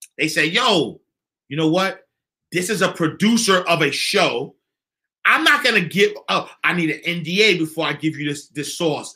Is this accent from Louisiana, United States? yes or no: no; New York City, New York, United States; I'm from 129th Street and 8th Avenue. I am from the St. Nicholas Housing Projects.